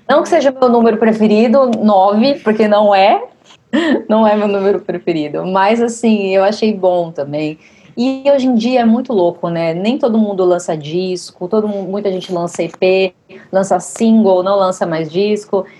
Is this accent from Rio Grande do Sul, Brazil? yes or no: no; Santos, São Paulo, Brazil; now in São Paulo, Brazil; eu moro em São Paulo desde 2005, eu sou de Santos.